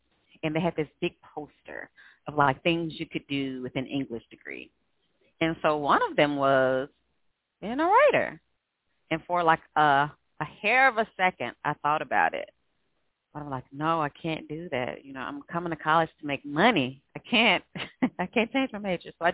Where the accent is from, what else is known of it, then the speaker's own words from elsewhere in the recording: Greenville, Mississippi, United States; moved away as an adult; now in Houston, United States; I was born and raised in Greenville, Mississippi, but I've been here since the end of 2007